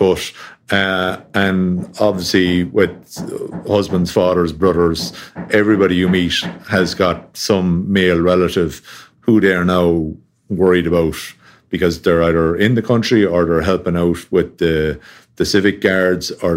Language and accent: English; Tipperary, Munster, Ireland; I grew up down in Tipperary, which is about 2.5 hour drive from the border.